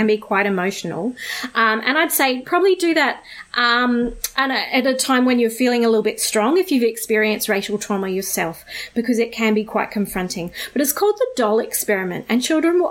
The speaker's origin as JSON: {"language": "English", "country": "Australia", "tie": "born or raised there", "said": "I was born in Australia. I am a settler here. All of my great-great-grandparents were also born in somewhere in Australia, and so I have a long, long history of growing up in Australia"}